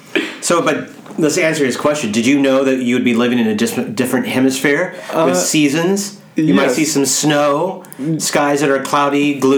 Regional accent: Great Plains, United States; Now, I'm from the Midwest. That's not true. I just lied. I'm actually from the Great Plains.

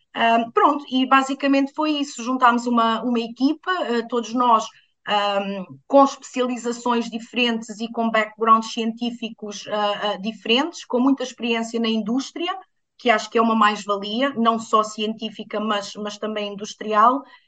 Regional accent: Alentejo, Portugal; cresci no Alentejo

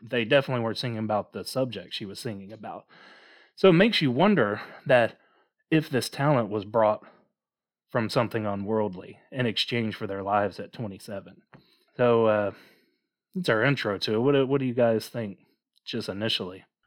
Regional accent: Mississippi, United States; growing up in Mississippi, uh, we're only about thirty minutes away from a story of ….

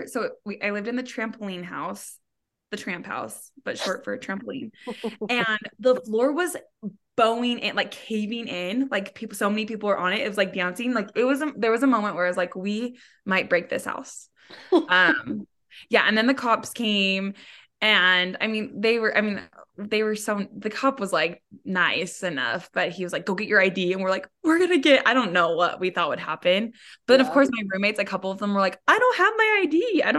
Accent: Salt Lake City, Utah, United States; I grew up in Salt Lake. I'm live in Salt Lake right now.

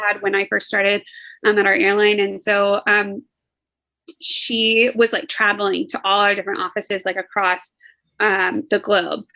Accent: Fort Worth, Texas, United States; I'm from Fort Worth and it's way bigger than your city

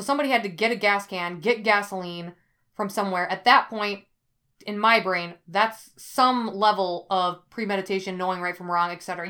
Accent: Ellsworth, Wisconsin, United States; my hometown of Ellsworth, Wisconsin

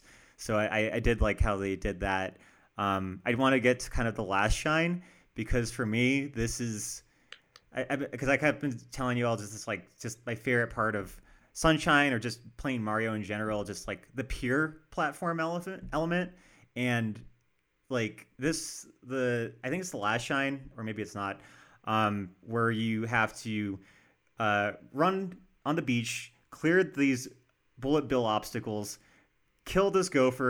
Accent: Denver, Colorado, United States; we're from Denver, by the way.

